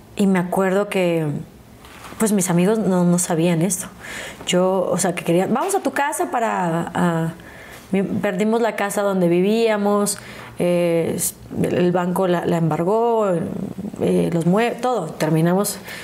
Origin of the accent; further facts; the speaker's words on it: El Pueblito, Querétaro, Mexico; yo crecí en Querétaro